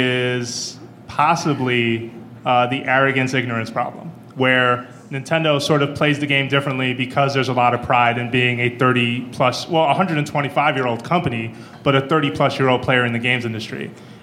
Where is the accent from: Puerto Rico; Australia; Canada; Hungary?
Puerto Rico; Soy de Puerto Rico.